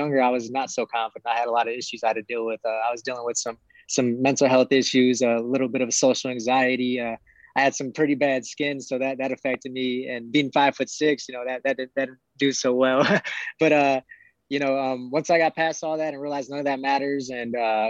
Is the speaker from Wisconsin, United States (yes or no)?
yes; Milwaukee, Wisconsin, United States; I come from Milwaukee, Wisconsin, not much of a place people know